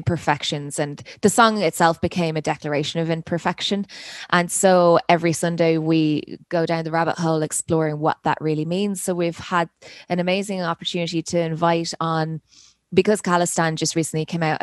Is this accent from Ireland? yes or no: yes; Dublin, Leinster, Ireland; moved away as an adult; now in Edmonton, Canada; I'm from Dublin, Ireland originally, and I've been in Canada for 13 years